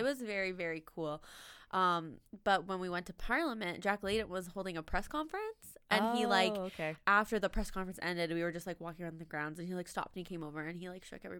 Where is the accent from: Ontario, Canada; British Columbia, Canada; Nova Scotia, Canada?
Nova Scotia, Canada; Lunenburg; So the MLA, who's running Conservative Party, well, Progressive Conservative Party, in my hometown in Lunenburg area, she's so great.